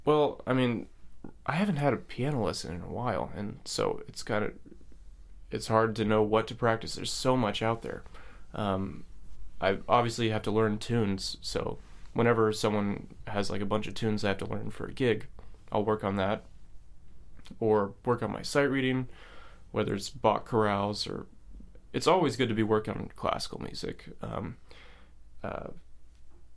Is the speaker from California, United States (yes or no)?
yes; San Francisco, California, United States; now in Seattle, United States; I'm from Bernal Heights, San Francisco